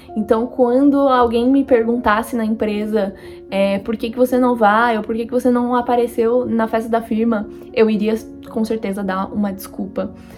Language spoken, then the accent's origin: Portuguese; Brazil; moved away as an adult; now in France; morar vinte e dois anos no Brasil e, de repente, fui pra um país novo